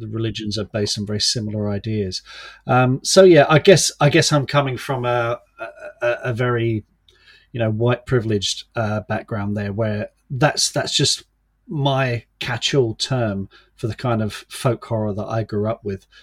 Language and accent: English; London, United Kingdom; now in Kent, United Kingdom; I was born in London, grew up in the suburbs